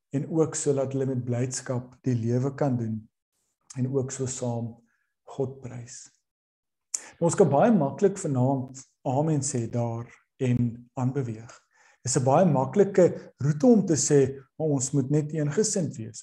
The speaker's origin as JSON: {"language": "Afrikaans", "country": "South Africa", "said": "Ons as Suid-Afrikaners"}